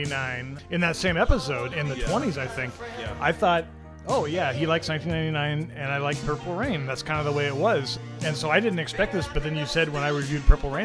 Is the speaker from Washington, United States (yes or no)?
yes; Puyallup, Washington, United States; also born or lived in Pullman, Washington; my hometown of Puyallup to my college town of Pullman, Washington.